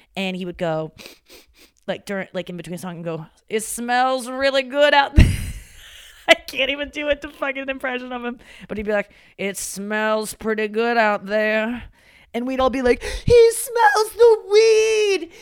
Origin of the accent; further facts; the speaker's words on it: St. Louis, Missouri, United States; moved away; my hometown